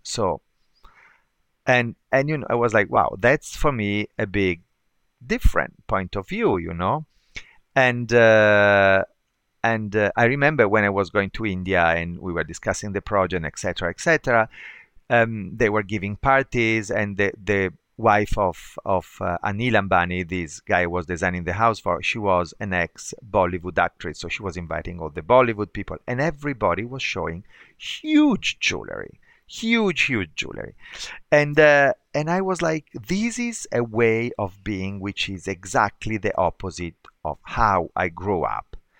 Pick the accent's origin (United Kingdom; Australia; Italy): Italy; Bergamo, Lombardy; now in Milan, Italy; I'm from Bergamo, and Bergamo is a small town, like forty miles north of, forty kilometers, actually thirty miles north of Milan.